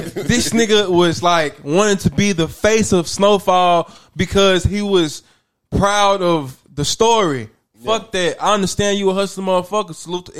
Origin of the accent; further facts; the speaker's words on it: Nashville, Tennessee, United States; I'm from Nashville, Tennessee. You know, Yacht to be specific. Yeah, born and raised. Yeah, shout out Antioch, Lower Antioch.